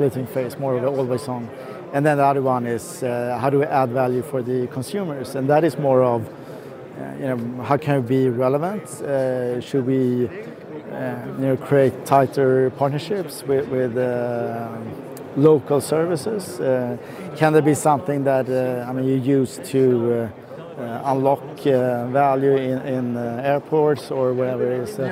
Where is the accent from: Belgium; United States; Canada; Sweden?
Sweden; I am from Sweden